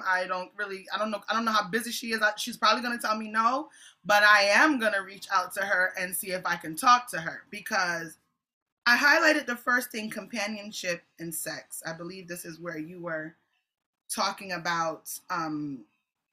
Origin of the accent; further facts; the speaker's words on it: Jamaica; I'm a Jamaican apostolic